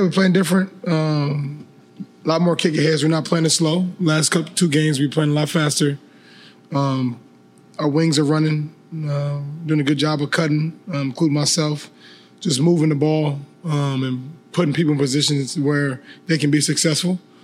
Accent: Minnesota, United States; I'm from Minnesota

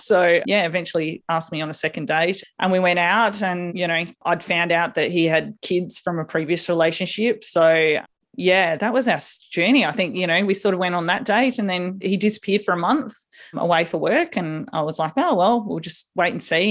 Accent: South Australia, Australia; a little country town in South Australia

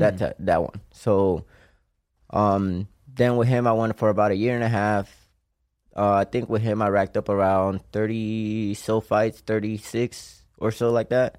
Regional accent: Puerto Rico; moved away; I'm from Cope Alto, Puerto Rico

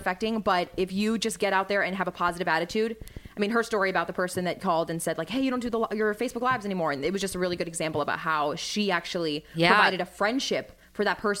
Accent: Arlington, Virginia, United States; We're from Arlington.

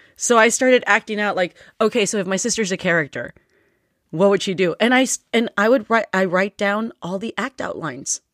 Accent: United States; I was born here, and I learned English off of T V.

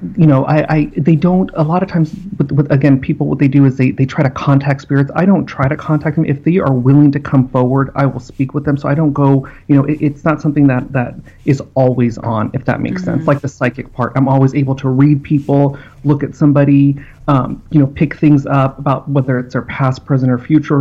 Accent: Simi Valley, California, United States; also born or lived in Los Angeles; I grew up in Simi Valley, California.

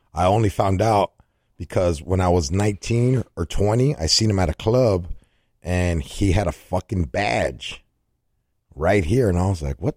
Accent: California, United States; I'm from Cali

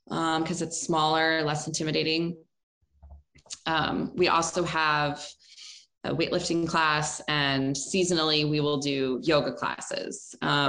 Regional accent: Baltimore, Maryland, United States; moved away as an adult; now in California, United States; I'm from Baltimore, which is less cool

